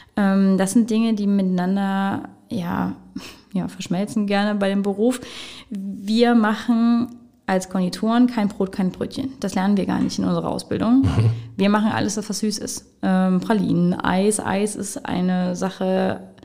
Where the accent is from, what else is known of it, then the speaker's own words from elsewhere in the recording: Wittlich, Rhineland-Palatinate, Germany; now in Trier, Germany; Mein Vater ist Müllermeister, hat eine Mühle in Lüxem oder Lüxem bei Wittlich. Mhm und eine Bäckerei. Und da bin ich damit auch groß geworden.